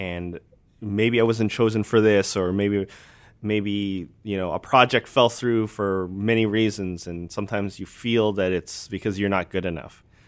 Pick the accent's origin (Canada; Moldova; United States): Canada; Alberta; I grew up in Alberta, so Bret the Hitman Hart was, like, he was the, the man in, in where my hometown was